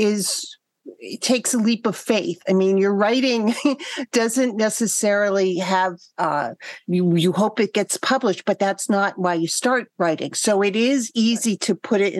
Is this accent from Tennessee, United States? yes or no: no; Boston, Massachusetts, United States; accent: Boston; my Boston accent